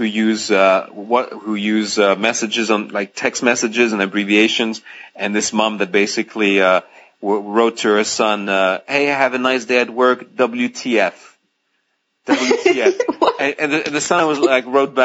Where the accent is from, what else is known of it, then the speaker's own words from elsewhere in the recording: Greece; English is a second language; moved away; also born or lived in France; I'm French and I grew up in Greece. So English is my third language.